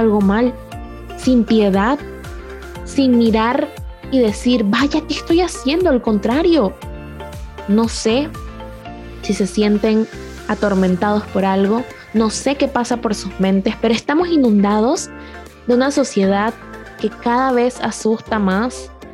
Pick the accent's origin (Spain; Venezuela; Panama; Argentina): Panama; en mi país, en Panamá